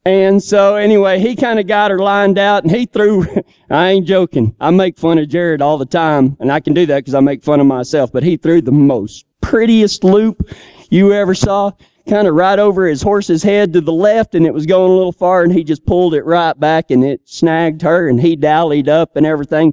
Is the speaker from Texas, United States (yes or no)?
yes; Texas, United States; moved away; I'm from Texas